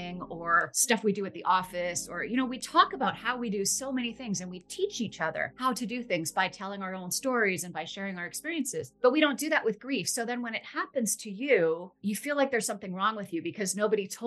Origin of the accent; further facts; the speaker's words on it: Vancouver, British Columbia, Canada; I'm from Vancouver, Canada, and I'm a grief educator